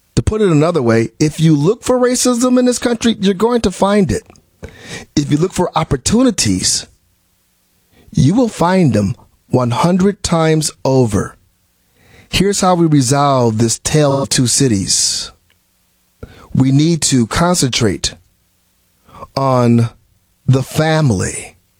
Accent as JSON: {"language": "English", "town": "Milwaukee", "region": "Wisconsin", "country": "United States", "tie": "born or raised there", "moved": "yes", "said": "I was from I'm from Milwaukee, Wisconsin originally."}